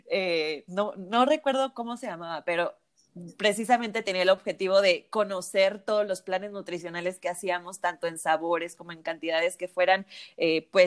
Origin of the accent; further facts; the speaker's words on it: Michoacán, Mexico; Nosotras somos de Michoacán y en Zamora preparan la papa cocida y el chayote cocido